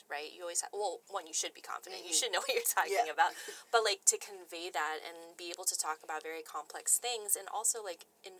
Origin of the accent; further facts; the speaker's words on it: United States; growing up as the only Asian American in a small U.S. town